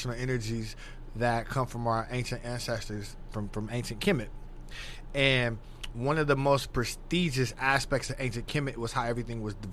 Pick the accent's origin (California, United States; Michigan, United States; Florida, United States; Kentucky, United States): California, United States; Los Angeles; moved away as an adult; also born or lived in Palmdale, California / Bakersfield, California; now in Texas, United States; I'm from LA, born and raised in South Central LA.